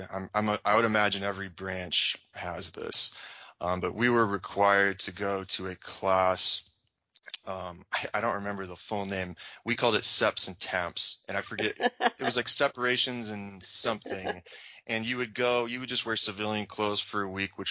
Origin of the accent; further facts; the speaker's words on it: Champaign, Illinois, United States; moved away as an adult; also born or lived in Camp Lejeune, North Carolina / Camp Pendleton, California / Okinawa; I'm back essentially in my hometown now